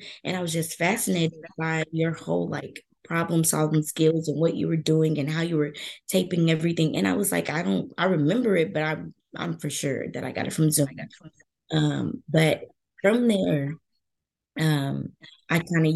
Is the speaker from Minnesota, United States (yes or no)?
no; Little Rock, Arkansas, United States; moved away as an adult; also born or lived in Iowa; now in Iowa City, United States; I'm from Little Rock, Arkansas. I'm currently attending the University of Iowa.